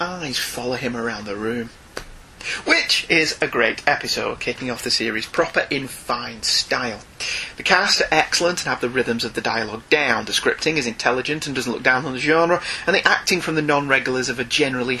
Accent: United Kingdom; as a Brit

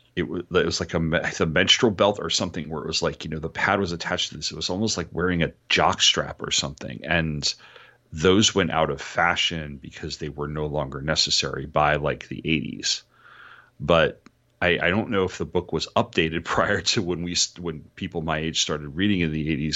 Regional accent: New York, United States; I grew up in New York

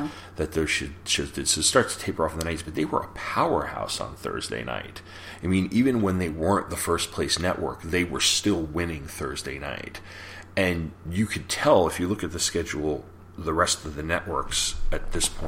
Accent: Long Island, New York, United States; I'm from Long Island

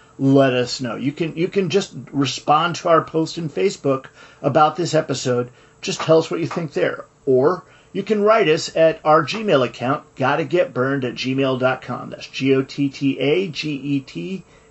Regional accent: United States; I'm an American.

